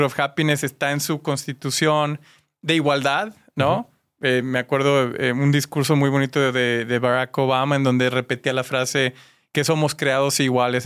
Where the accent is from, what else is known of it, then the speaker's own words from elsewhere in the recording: Mexico; compartimos como mexicanos